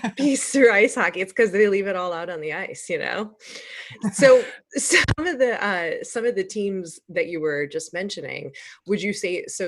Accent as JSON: {"language": "English", "country": "United States", "said": "I'm I'm American"}